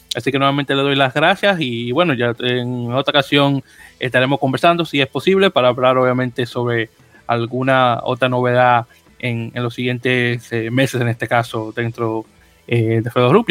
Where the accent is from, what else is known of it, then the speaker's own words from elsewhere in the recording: Santo Domingo, Distrito Nacional, Dominican Republic; nacido y criado en, en, en Capital, el Distrito Nacional, muy orgullosamente del barrio San Carlos